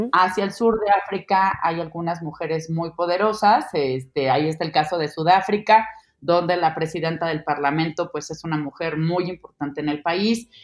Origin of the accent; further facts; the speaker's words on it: Mexico; como mexicana